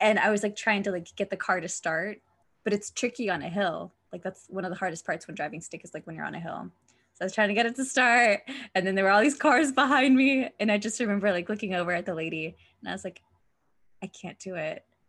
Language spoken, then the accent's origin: English; United States; I'm American